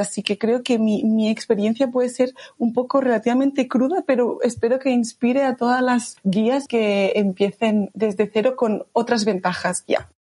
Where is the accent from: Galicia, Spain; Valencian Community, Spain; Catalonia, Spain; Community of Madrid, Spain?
Catalonia, Spain; Barcelona; soy de Barcelona.